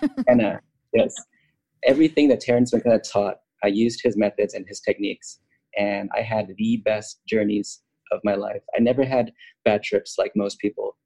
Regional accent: United States; also born or lived in Los Angeles; I grew up in America my whole life

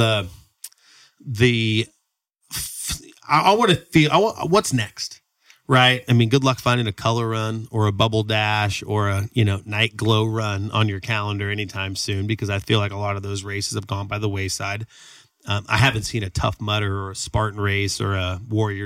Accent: Sacramento, California, United States; Sacramento's my hometown. We love Sacramento

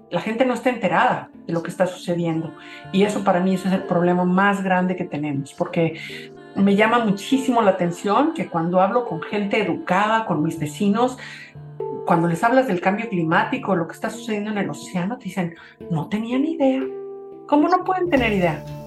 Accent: Cuernavaca, Morelos, Mexico; also born or lived in Mexico City; yo nací en la Ciudad de México, pero como mis papás eran de la provincia, nos fuimos a vivir a Cuernavaca. A mi papá no le gustaba el tráfico en la ciudad. Entonces crecí en Cuernavaca

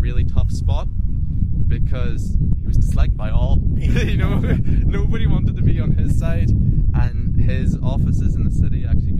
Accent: Derry, Northern Ireland, United Kingdom; I was born and raised in Derry, I've been completely sheltered from everything that's gone on here. You know, we're in our own little world here on the edge of the city. And, you know, I grew up in the gardens here.

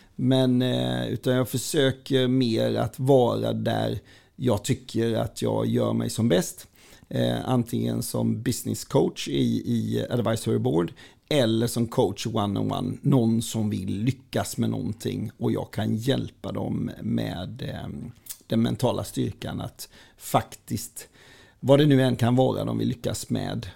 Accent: Falkenberg, Halland County, Sweden; Jag är född och uppväxt på Västra Gärdet i Falkenberg

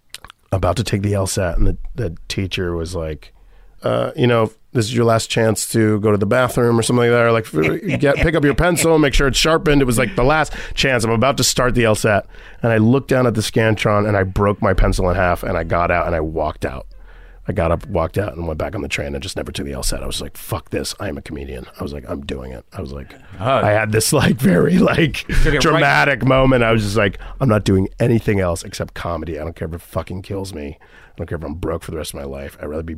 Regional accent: Florida, United States; Because Florida, growing up in Florida, it was so segregated and racist and anti-Semitic and anti-Haitian.

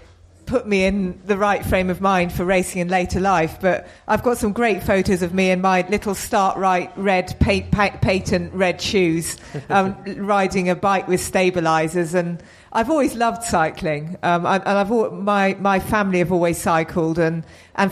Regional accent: New Forest, South East England, United Kingdom; I grew up in the New Forest

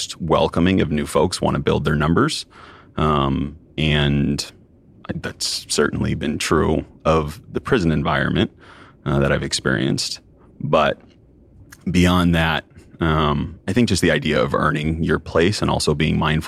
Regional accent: Southern Oregon, United States; I grew up in Southern Oregon

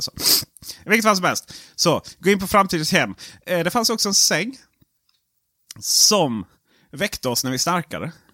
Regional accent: Sweden; jag är svensk

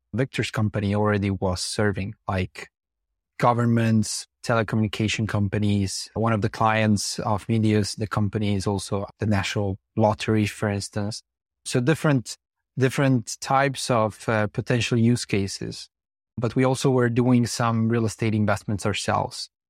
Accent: Slovenia; So we come from Slovenia, based mainly as a team in Ljubljana

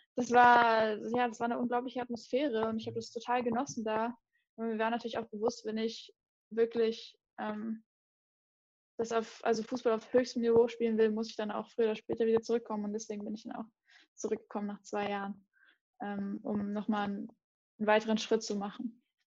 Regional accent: near Mainz, Rhineland-Palatinate, Germany; ich bin in der Nähe von Mainz aufgewachsen

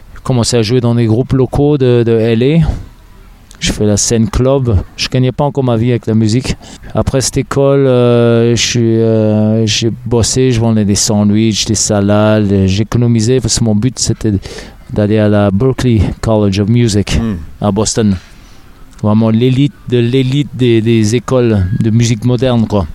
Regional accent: Berlin, Germany; also born or lived in Los Angeles, United States; now in Paris, France; je tapais dans, dans ma chambre à Berlin. Je suis né à Berlin, en Allemagne, mm. Berlin-Ouest

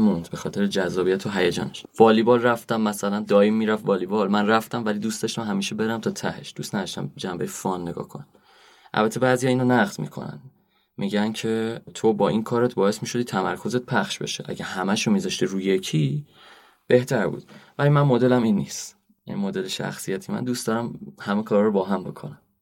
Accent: Rafsanjan, Kerman Province, Iran; moved away; also born or lived in Isfahan; اصالتا رفسنجانی هم استان کرمان

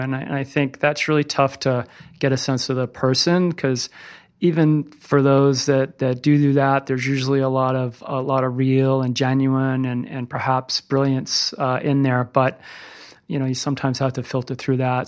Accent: Littleton, Massachusetts, United States; now in Burlington, United States; I grew up in Littleton, Massachusetts, about thirty-five miles outside of Boston. I'm a mass hole through and through

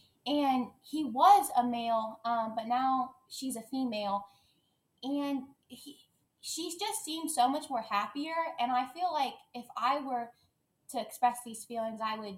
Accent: Kansas, United States; I'm from Kansas, just kind of in the Midwest.

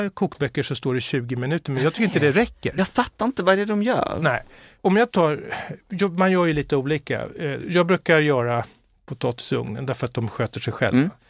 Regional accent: Skåne, Sweden; accent: Scanian (skånska); det är min skånska

